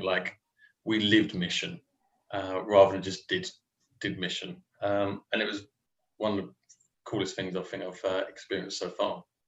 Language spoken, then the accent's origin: English; Romford, London, United Kingdom; also born or lived in Chelmsford; grew up in Romford